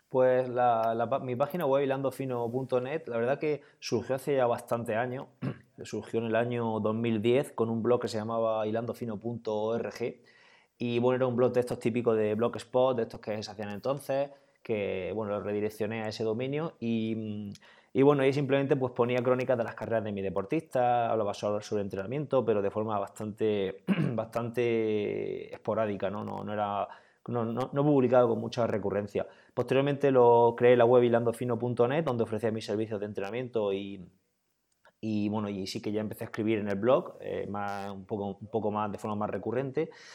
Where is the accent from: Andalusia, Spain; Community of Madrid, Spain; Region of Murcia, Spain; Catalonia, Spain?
Region of Murcia, Spain; soy un triatleta de Murcia, del noroeste de Murcia